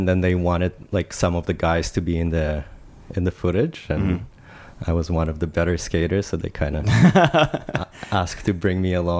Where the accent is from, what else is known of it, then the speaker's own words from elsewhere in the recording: Israel; moved away as an adult; also born or lived in Russia / Toronto, Canada; now in Vancouver, Canada; So born in Russia and then my parents moved to Israel when I was 7 years old.